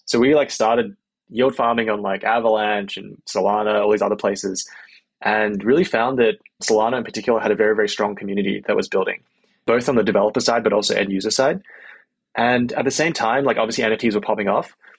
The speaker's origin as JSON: {"language": "English", "country": "Australia", "also_born_or_lived": "Bay Area, United States", "moved": "as an adult", "lives_now": "United States", "said": "I'm from Australia originally, uh, moved to the US about eight years ago."}